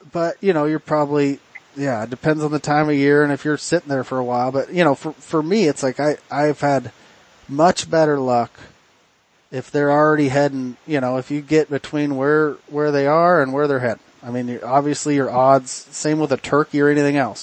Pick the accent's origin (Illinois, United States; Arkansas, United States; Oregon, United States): Oregon, United States; we're from Oregon. We live in the thick stuff